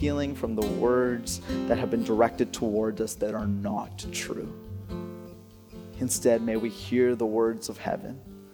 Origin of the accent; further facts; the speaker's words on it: Alberta, Canada; I grew up in Alberta